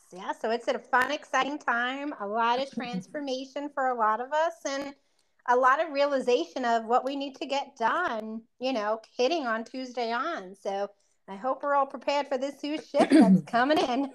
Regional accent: New York, United States; I'm that New Yorker

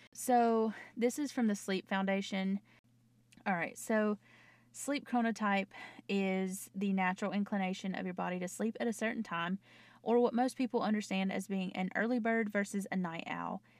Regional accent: North Carolina, United States; accent: Southern; I'm from the South. I'm from North Carolina, if you haven't heard in my accent

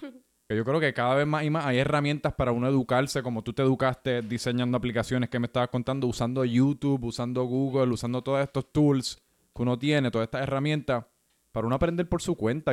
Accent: Puerto Rico; mi experiencia creciendo en Puerto Rico

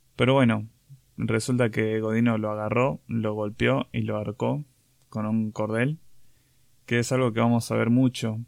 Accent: Catamarca, Argentina; now in Córdoba, Argentina; me fui de viaje a Catamarca, que es mi provincia natal

